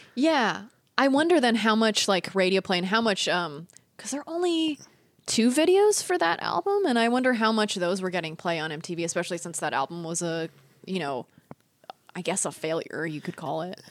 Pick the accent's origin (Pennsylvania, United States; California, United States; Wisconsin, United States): California, United States; Northern; also born or lived in Walnut Creek, California; I was born and raised in Northern California